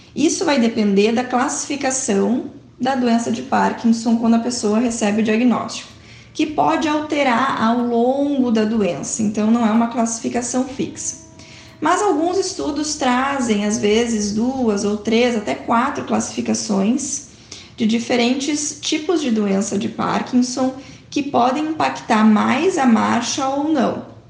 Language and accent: Portuguese; Porto Alegre, Rio Grande do Sul, Brazil; sou de Porto Alegre, do Rio Grande do Sul